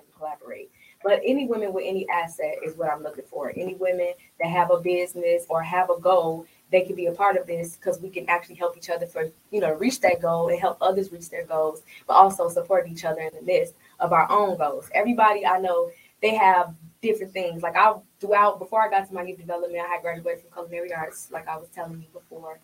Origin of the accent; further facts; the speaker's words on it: Chicago, Illinois, United States; moved away as an adult; also born or lived in Iowa; now in Phoenix, United States; I'm from Chicago